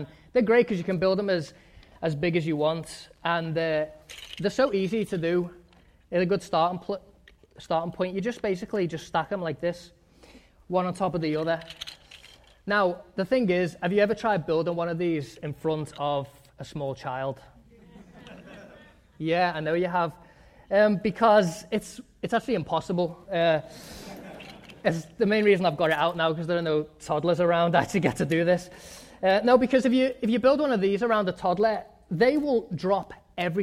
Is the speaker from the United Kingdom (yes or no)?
yes; England, United Kingdom; moved away; When I was growing up in England, we had this backyard that was surrounded by a wooden fence